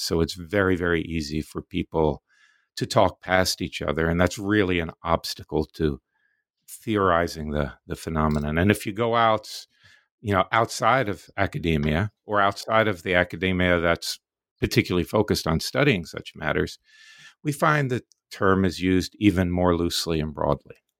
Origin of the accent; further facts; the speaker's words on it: Florida, United States; also born or lived in New York City, United States; I grew up in the Deep South in Florida in the nineteen fifties and sixties